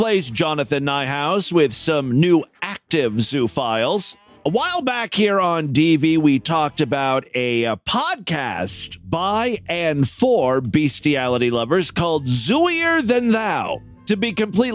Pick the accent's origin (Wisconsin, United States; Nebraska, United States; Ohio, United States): Ohio, United States; Ashtabula; Ashtabula, Ohio, my hometown